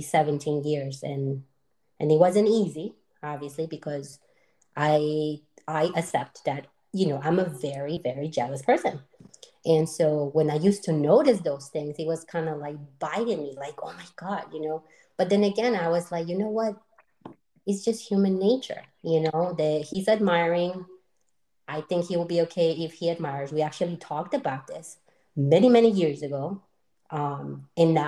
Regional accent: Colombia; moved away; We're both from Colombia, but we actually met here

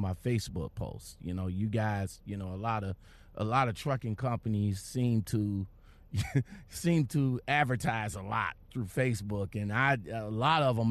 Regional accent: Cleveland, Ohio, United States; I'm from Cleveland, Ohio

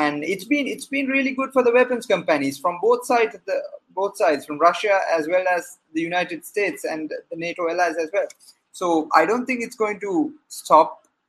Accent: Sri Lanka

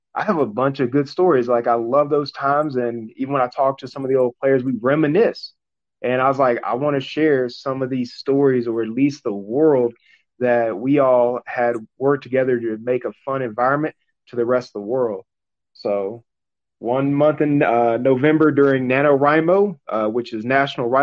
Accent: Mississippi, United States; I was born and raised in Mississippi

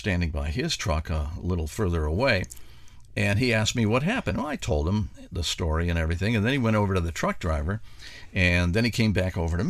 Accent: Akron, Ohio, United States; We're from Akron

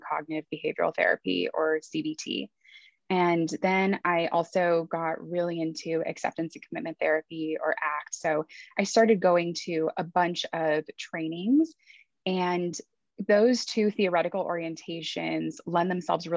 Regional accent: Los Angeles, California, United States; I was born and raised in Los Angeles, but my parents immigrated to the US from Iran

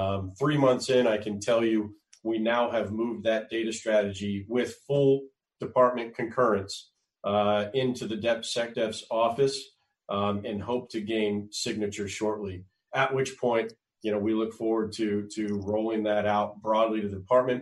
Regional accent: Conway, Arkansas, United States; I grew up all over the United States, but I call my formative years in Conway, Arkansas.

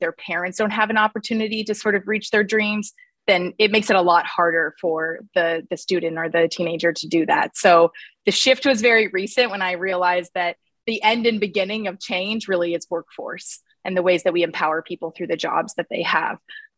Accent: Nebraska, United States; I was born in Nebraska

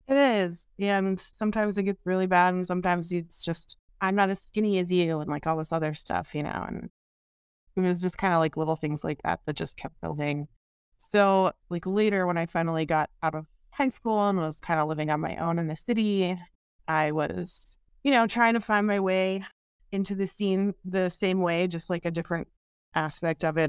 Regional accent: Seattle, Washington, United States; I am from the Seattle area. I grew up here

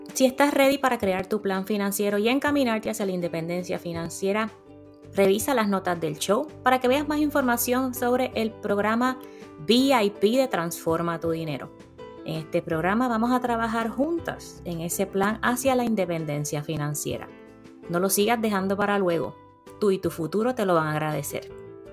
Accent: Puerto Rico; moved away as an adult; also born or lived in South Florida; now in Florida, United States; Cuando yo me mudé de Puerto Rico a Florida

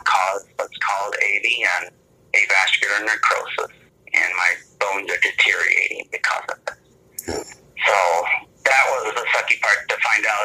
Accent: Michigan and Indiana, United States; moved away; where I grew up in Michigan and Indiana

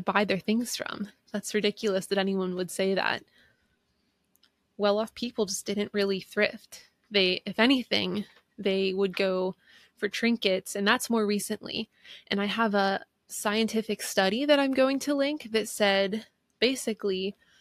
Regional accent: East Coast, United States; I'm from the East Coast

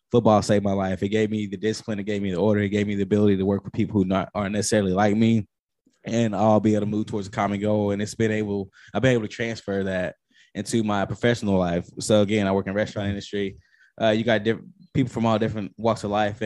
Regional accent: Mansfield, Texas, United States; also born or lived in Fort Worth, Texas; I moved to Mansfield with 2 weeks left in school at the end of third grade

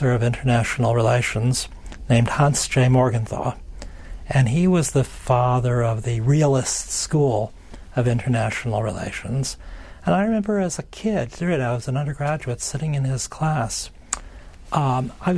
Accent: Chicago, Illinois, United States; I grew up in the great city of Chicago under the reign of the late Mayor Richard J. Daley.

